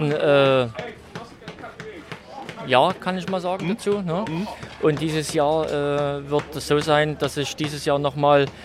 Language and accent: German; Saxony, Germany; bei uns in Sachsen